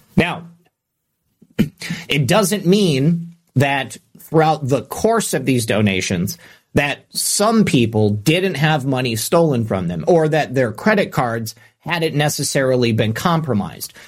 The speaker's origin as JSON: {"language": "English", "region": "Michigan", "country": "United States", "tie": "born or raised there", "said": "growing up in Michigan"}